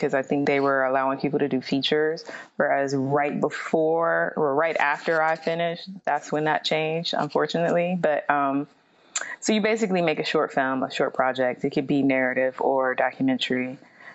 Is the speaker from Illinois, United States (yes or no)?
no; Youngstown, Ohio, United States; moved away; I'm originally from Youngstown, Ohio.